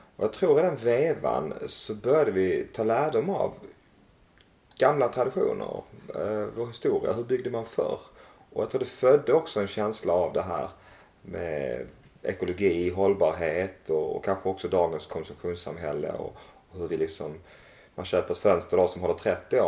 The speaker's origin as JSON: {"language": "Swedish", "town": "Malmö", "region": "Skåne", "country": "Sweden", "tie": "born or raised there", "also_born_or_lived": "Växjö", "moved": "as an adult", "lives_now": "Emmaboda, Sweden", "said": "Jag är uppvuxen i Malmö"}